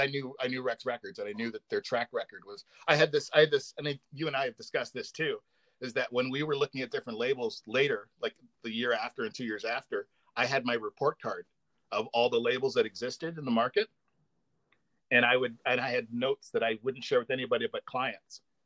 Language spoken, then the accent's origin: English; Canada; also born or lived in Windsor, Ontario; we're both Canadian